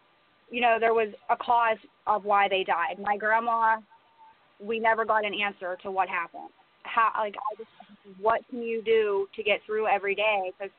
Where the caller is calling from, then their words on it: Pennsylvania, United States; I'm calling from Pennsylvania.